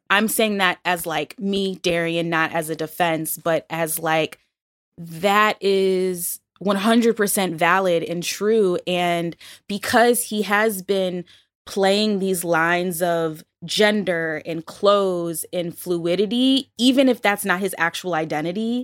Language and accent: English; Buffalo, New York, United States; moved away; when I lived in Buffalo, which is not the Midwest, but I'm from Buffalo